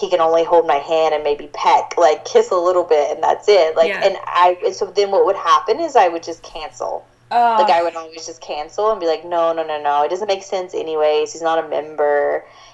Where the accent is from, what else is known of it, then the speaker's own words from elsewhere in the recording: South Georgia, United States; I grew up in South Georgia